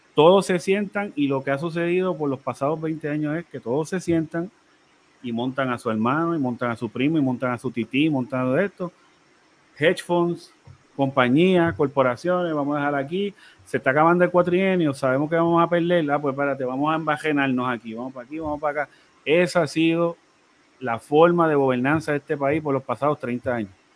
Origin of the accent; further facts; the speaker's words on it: Puerto Rico; como puertorriqueños